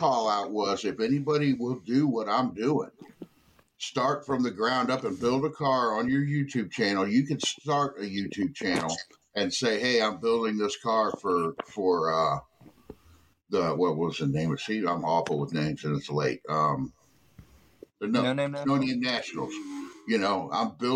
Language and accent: English; southern Missouri, United States; now in Illinois, United States; I grew up down in southern Missouri